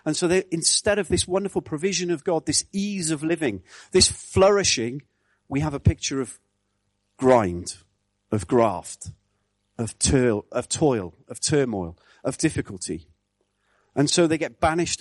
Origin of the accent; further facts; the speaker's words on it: Wales, United Kingdom; I grew up in Wales in the 70s